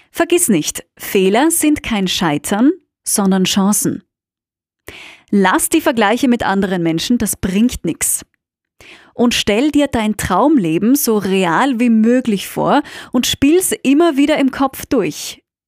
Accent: Austria; BWL, wie man bei uns in Österreich sagt

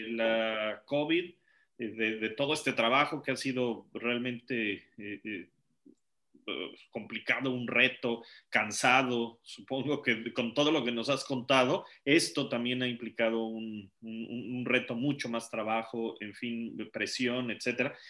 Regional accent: Mexico; moved away; somos mexicanos también residimos en el extranjero

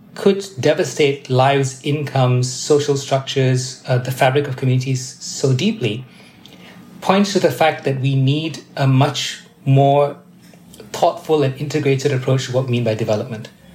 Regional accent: Malaysia; I was born and raised in Malaysia

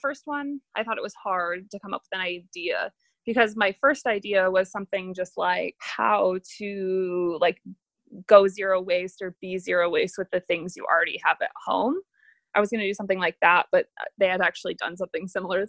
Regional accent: Michigan, United States; moved away as an adult; now in Bountiful, United States; I'm from Michigan and I moved to Utah about 2 years ago

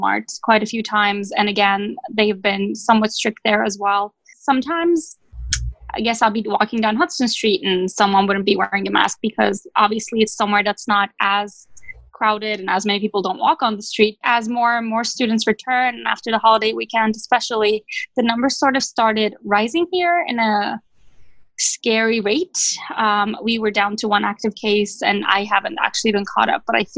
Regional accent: Turkey; moved away as an adult; also born or lived in Ithaca, New York; my home country in Turkey

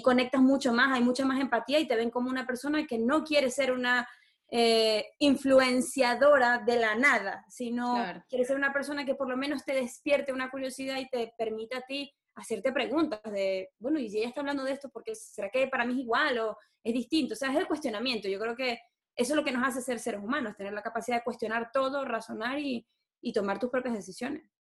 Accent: Maracaibo, Zulia, Venezuela; moved away as an adult; Nací en Maracaibo, viví 26 años de mi vida en Maracaibo y llevo ya 8 fuera de Venezuela.

